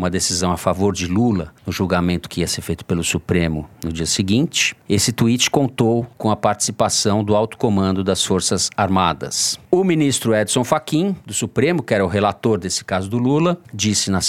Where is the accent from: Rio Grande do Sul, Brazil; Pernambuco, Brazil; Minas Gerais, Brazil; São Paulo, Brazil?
São Paulo, Brazil; Toledo e eu somos paulistas.